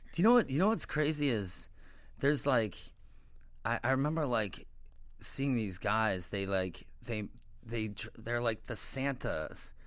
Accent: St. Louis, Missouri, United States; moved away as an adult; also born or lived in Chicago / Miami / New York; I'm from Saint Louis originally

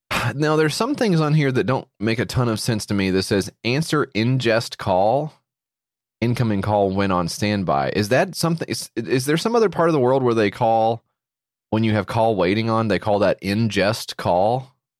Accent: United States; I'm from America

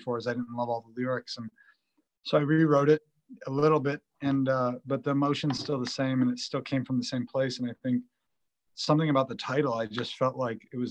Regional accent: Buffalo, New York, United States; I grew up in Buffalo, New York in the 90s

